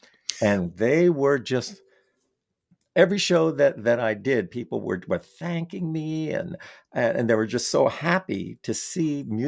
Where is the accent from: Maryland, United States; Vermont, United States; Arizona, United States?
Vermont, United States; well, yeah, I'm from Vermont and we are a liberal state.